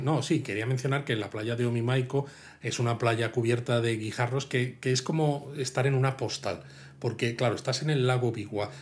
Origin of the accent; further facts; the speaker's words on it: Madrid, Community of Madrid, Spain; yo soy de Madrid